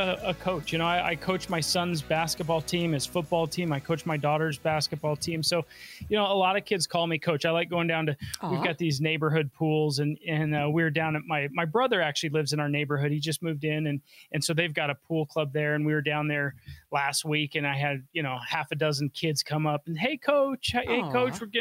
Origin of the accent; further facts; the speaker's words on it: Denver, Colorado, United States; I was born and raised here in Denver